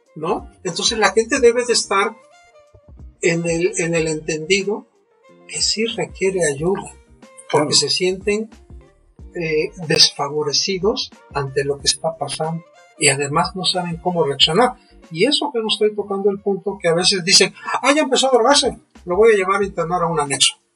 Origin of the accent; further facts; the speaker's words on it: Mexico; en nuestro país